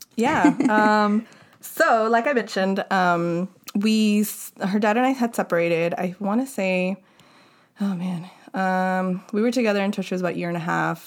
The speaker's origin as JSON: {"language": "English", "town": "Los Angeles", "region": "California", "country": "United States", "tie": "born or raised there", "said": "growing up in Ballheads had a lot of influence on me"}